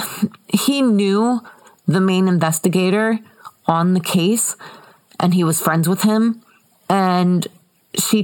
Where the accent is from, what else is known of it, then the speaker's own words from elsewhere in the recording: United States; I'm American